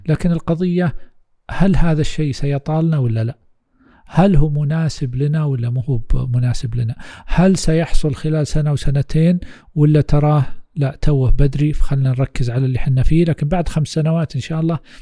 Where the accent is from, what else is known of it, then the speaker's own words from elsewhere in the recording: Saudi Arabia; عندنا في السعوديه